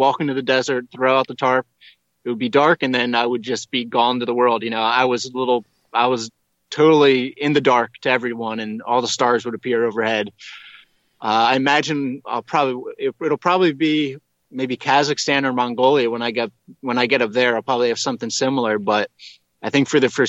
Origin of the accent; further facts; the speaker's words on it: United States; I'm an American, maybe the only American they've ever seen